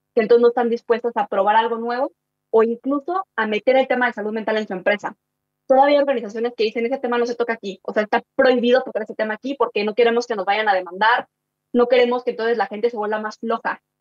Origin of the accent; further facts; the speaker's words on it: Mexico City, Mexico; also born or lived in Chihuahua, Mexico; yo vengo del norte del país, de, Chihuahua, ¿no? Y me vine a Ciudad de México porque mis papás se divorciaron